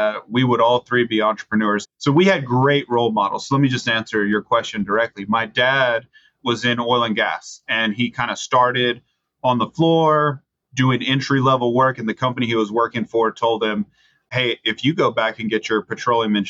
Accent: Bishop, Texas, United States; now in College Station, United States; So I grew up in South Texas, in a town called Bishop, Texas, small town, Bishop Badger

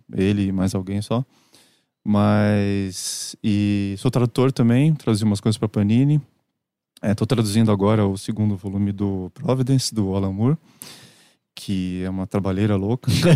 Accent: Santos, São Paulo, Brazil; moved away as an adult; now in São Paulo, Brazil; lá em Santos, minha cidade natal

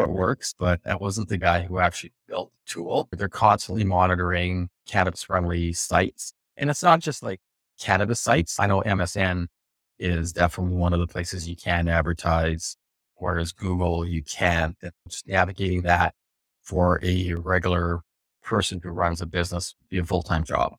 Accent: West Coast, United States; Growing up on the West Coast

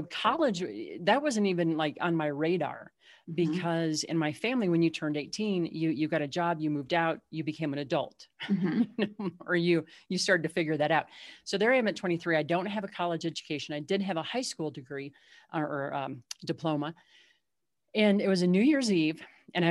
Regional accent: Southwest Missouri, United States; also born or lived in Illinois; we moved from Illinois down to Southwest Missouri

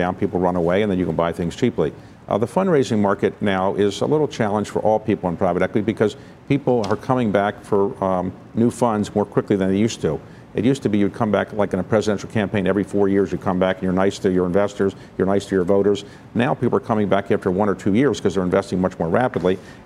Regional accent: Baltimore, Maryland, United States; now in Washington, D.C., United States; I'm from Baltimore

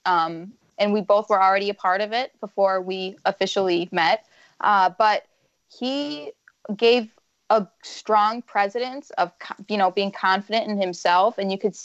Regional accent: Romeo, Michigan, United States; I grew up just outside of Romeo. I graduated from Romeo High School.

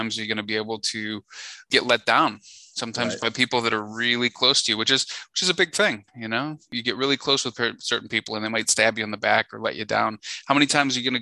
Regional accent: Chicago, Illinois, United States; moved away as an adult; now in Nashville, United States; I was born and bred in Chicago

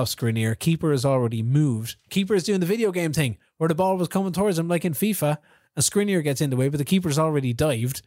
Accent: Kilkenny, Leinster, Ireland; I'm from Kilkenny

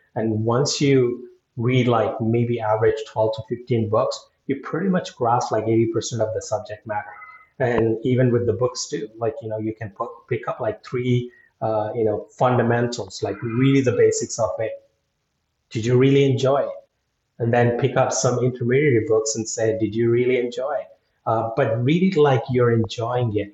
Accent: India; moved away; being Indian

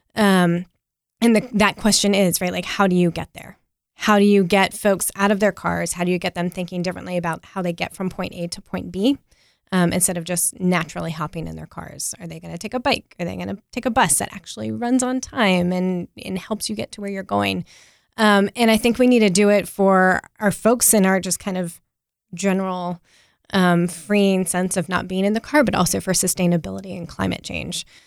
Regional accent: Apex, North Carolina, United States; also born or lived in Wilmington, North Carolina; now in Raleigh, United States; I grew up in Apex, just down the road

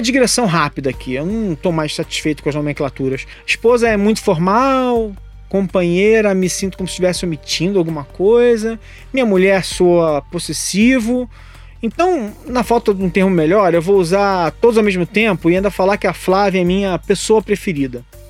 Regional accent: Rio de Janeiro, Brazil; now in São Paulo, Brazil; Rio de Janeiro, onde eu nasci, mas de onde eu saí há mais de 20 anos

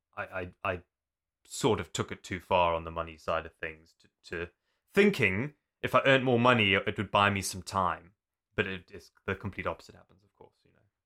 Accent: Zululand, KwaZulu-Natal, South Africa; also born or lived in Zimbabwe; now in United Kingdom; I was born in Zimbabwe, but we moved to South Africa when I was young. And I grew up in an area called Zululand.

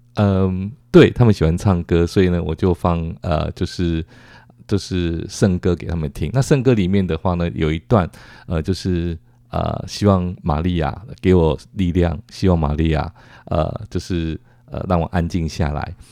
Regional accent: Taiwan; 跟他们介绍说我们，呃，来自于台湾

